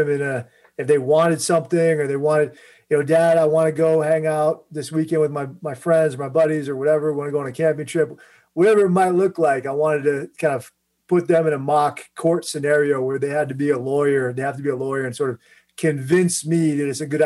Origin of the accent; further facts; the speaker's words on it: D.C., Virginia, United States; I grew up in Virginia, right outside Washington, D.C., kind of in that area